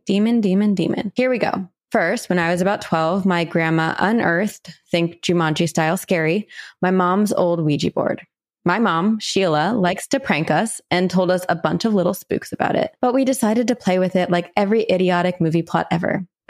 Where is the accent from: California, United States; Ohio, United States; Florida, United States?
Ohio, United States; I am from Ohio, and growing up, my family was introduced to creepy supernatural shit and just normal history stuff because cemeteries were huge.